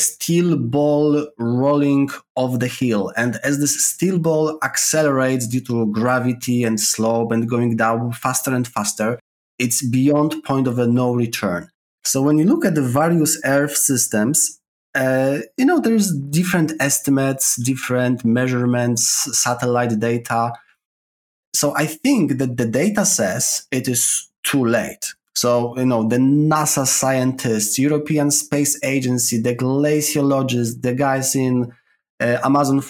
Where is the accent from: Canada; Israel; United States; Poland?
Poland; accent: Polish; English is a second language; moved away as an adult; now in London, United Kingdom; my accent is coming from Poland